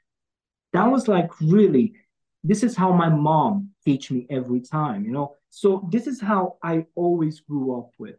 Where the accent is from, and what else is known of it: Romania